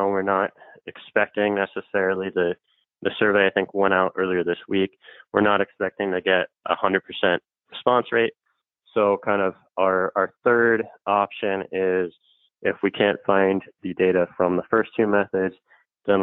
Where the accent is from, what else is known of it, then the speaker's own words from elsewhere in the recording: California, United States; I'm actually from California